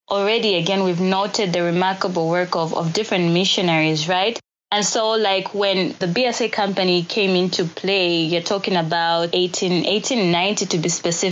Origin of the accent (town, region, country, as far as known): Zambia